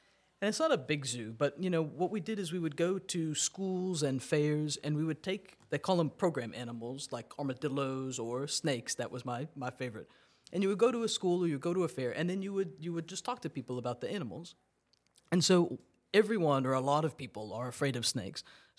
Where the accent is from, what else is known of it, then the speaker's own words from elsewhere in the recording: Massachusetts, United States; born there; So I was born in Massachusetts. I went to school in New York and then went to law school in Tennessee.